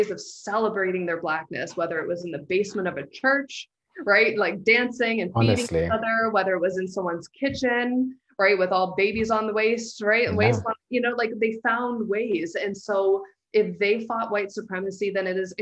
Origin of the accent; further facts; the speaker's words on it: London, Ontario, Canada; moved away as an adult; also born or lived in Toronto; I had the great misfortune of growing up in London, Ontario.